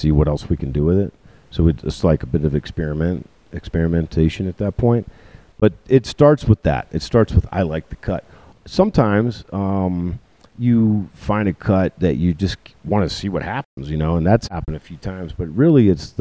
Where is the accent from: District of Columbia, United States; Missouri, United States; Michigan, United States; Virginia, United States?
Virginia, United States; Richmond; moved away; I'm from Richmond, the south side of Richmond, on the south side of the James River. Chesterfield County was where I grew up